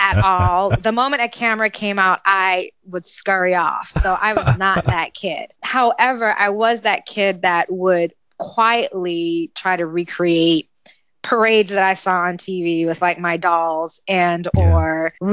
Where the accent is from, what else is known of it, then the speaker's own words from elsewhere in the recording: New York City, New York, United States; I was born and raised in Brooklyn, New York, in East Flatbush